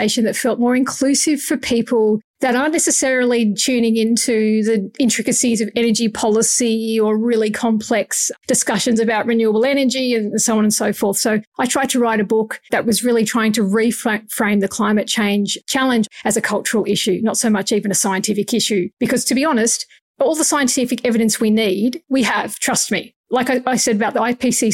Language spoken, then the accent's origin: English; Australia; as an Australian